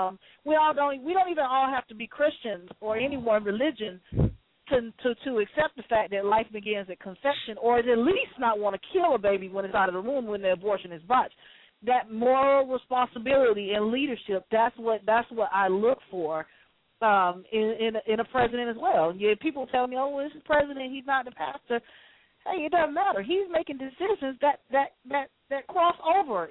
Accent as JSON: {"language": "English", "town": "Atlanta", "region": "Georgia", "country": "United States", "said": "I'm a Southerner, I'm from Atlanta"}